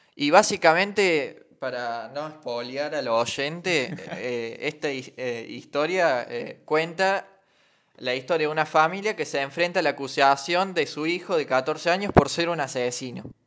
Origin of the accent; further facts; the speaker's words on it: Alta Gracia, Córdoba, Argentina; somos de Altagracia, Córdoba.